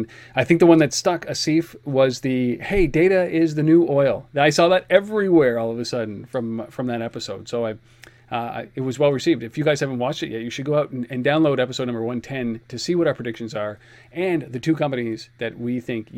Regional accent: Canada; we're Canadian

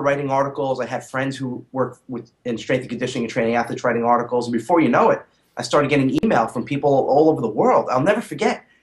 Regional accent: New City, New York, United States; I grew up in a suburb of New York City called New City, okay. Uh, Rockland County

